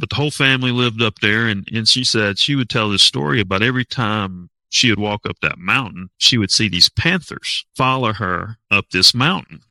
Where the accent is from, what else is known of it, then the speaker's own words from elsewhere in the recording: Waynesville, North Carolina, United States; I'm actually from Waynesville